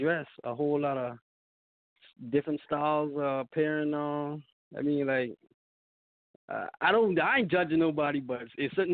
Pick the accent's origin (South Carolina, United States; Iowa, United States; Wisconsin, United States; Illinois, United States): South Carolina, United States; I'm from South Carolina, a little town called Ellisville Island.